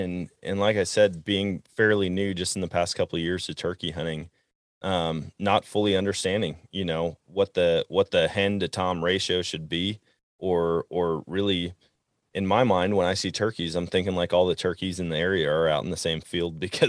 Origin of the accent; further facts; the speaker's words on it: Wisconsin, United States; I grew up in Wisconsin hunting white-tailed deer, getting covered in blaze orange